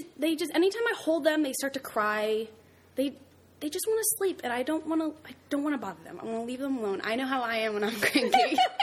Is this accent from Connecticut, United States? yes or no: yes; Brookfield, Connecticut, United States; I went to high school in Brookfield, Connecticut. That's where I'm from, everyone.